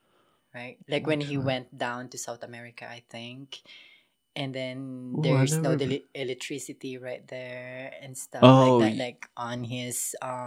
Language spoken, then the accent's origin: English; Polomolok, Soccsksargen, Philippines; I grew up in Pulomulok, it's actually my nearest city was General Santa City. So if the people know Manny Pacquiao, we're kind of like in the same area.